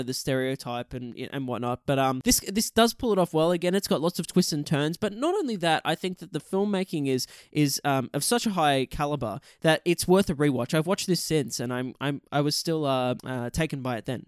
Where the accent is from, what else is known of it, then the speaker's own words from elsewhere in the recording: Australia; we're both Australian